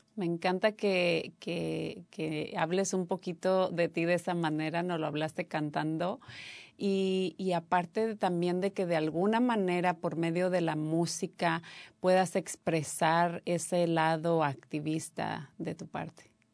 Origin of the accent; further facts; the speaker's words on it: Mexico; now in United States; Yo soy de México